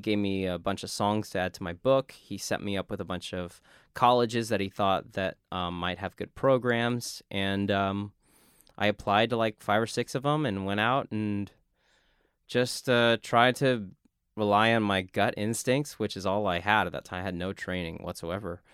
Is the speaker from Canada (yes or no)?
no; South Texas, United States; as a kid growing up in South Texas